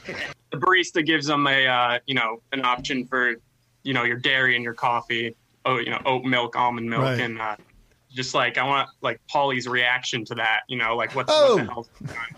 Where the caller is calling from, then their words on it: Providence, Rhode Island, United States; I'm calling from Providence, Rhode Island. Home of … and the ….